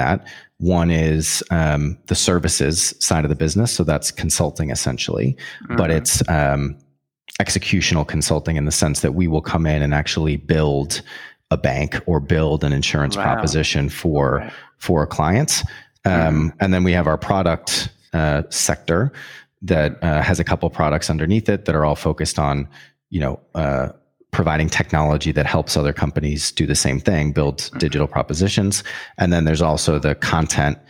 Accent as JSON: {"language": "English", "town": "Boston", "region": "Massachusetts", "country": "United States", "also_born_or_lived": "Montreal, Canada", "moved": "as an adult", "lives_now": "London, United Kingdom", "said": "I'm American. I'm from Boston in the US"}